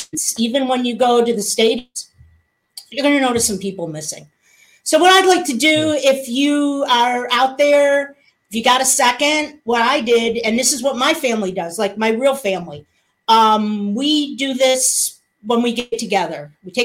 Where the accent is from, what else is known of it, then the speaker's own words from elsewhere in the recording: West Seneca, New York, United States; now in Nashville, United States; West Seneca, New York.